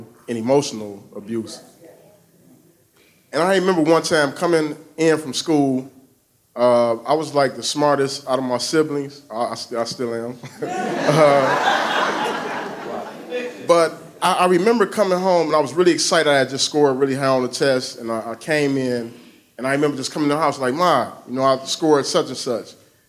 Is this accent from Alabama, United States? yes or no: no; Detroit, Michigan, United States; I grew up on the east side of Detroit.